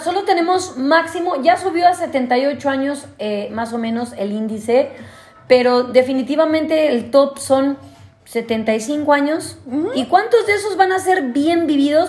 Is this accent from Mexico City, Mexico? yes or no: yes; Mexico City, Mexico; yo que soy chilanga